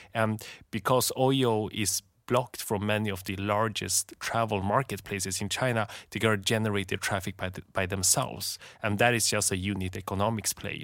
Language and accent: English; Sweden; moved away; I grew up in Sweden